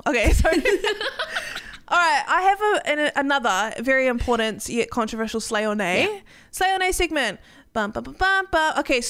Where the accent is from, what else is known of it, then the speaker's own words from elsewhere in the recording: New Zealand; I'm never going on American Airlines anyway. I'm from New Zealand. I don't care.